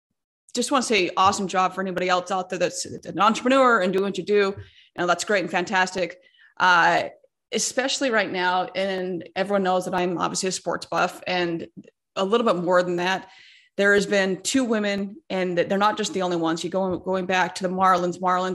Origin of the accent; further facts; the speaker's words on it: West Coast, United States; I grew up on the West Coast. I've lived a lot of places, but I was born on the West Coast